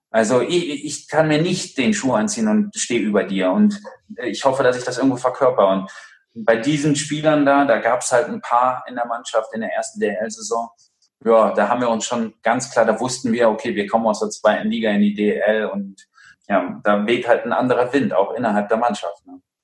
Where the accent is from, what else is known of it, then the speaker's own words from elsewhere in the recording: Ratingen, North Rhine-Westphalia, Germany; moved away; also born or lived in Munich / Bietigheim; in Rating, wo ich aufgewachsen bin